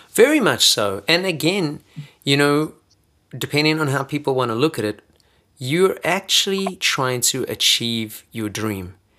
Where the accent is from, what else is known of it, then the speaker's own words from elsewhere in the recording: South Africa; moved away; I've lived longer out of South Africa than I've ever lived in South Africa.